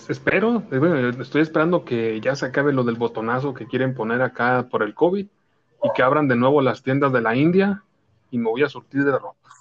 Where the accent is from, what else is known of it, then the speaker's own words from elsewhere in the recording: Mexico; somos mexicanos